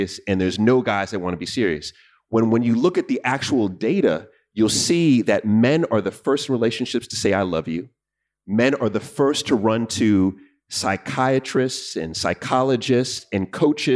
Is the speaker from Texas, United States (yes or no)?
no; New York, United States; I'm from New York